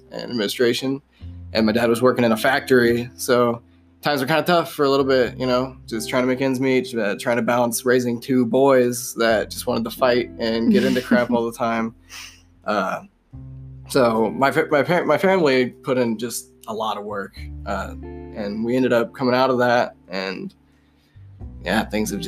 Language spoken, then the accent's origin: English; Mulberry, Indiana, United States; first language English; also born or lived in Lafayette, Indiana; I was born in home hospital, Lafayette, Indiana. But I grew up in Mulberry, Indiana, which is like a small podunk town in between two bean fields